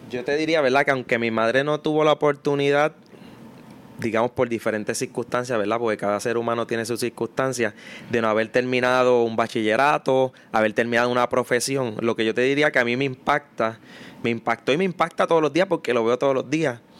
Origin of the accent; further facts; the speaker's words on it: Mayagüez, Puerto Rico; moved away as an adult; yo soy nacido y criado en, en un residencial público